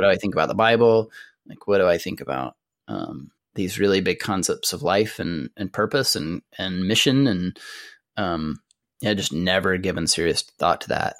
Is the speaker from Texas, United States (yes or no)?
yes; Amarillo, Texas, United States; I grew up in Amarillo, Texas, which is in the Texas Panhandle